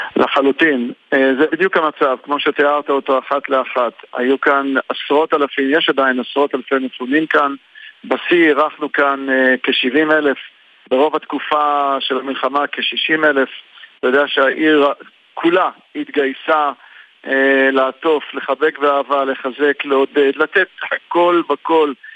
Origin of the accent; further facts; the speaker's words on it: Eilat, Southern District, Israel; אני גדלתי כילד כאן, אה, בעיר.